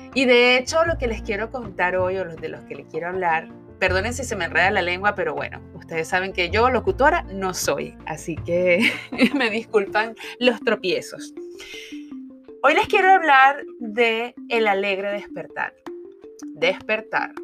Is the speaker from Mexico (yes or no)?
no; Caracas, Capital District, Venezuela; moved away as an adult; now in South Florida, United States; Soy venezolana, nací en la bella ciudad de Caracas hace 45 años